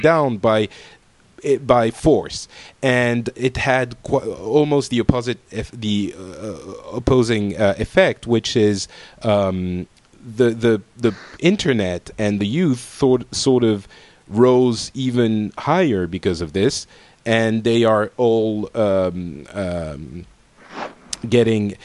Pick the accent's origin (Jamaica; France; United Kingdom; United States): France; I am from France.